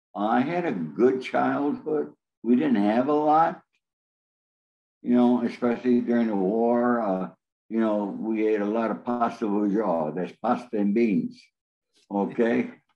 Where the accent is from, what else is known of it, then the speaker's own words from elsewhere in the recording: Rome, New York, United States; now in Los Angeles, United States; we lived in Rome, New York, which is right in the center of New York State